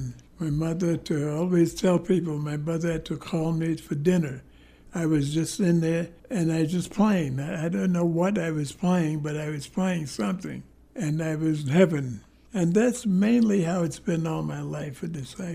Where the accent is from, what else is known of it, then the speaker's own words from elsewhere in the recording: New York City, New York, United States; I was born in Harlem.